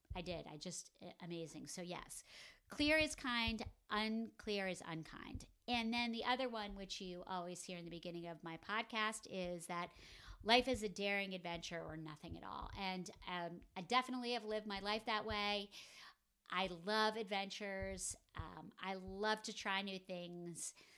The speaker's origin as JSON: {"language": "English", "region": "northern New Jersey", "country": "United States", "tie": "born or raised there", "said": "I grew up in northern New Jersey"}